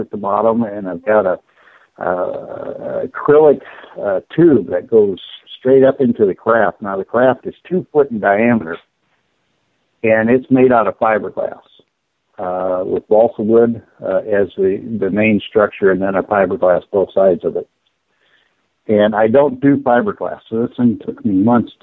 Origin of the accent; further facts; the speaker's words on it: Fargo, North Dakota, United States; I grew up in Fargo, North Dakota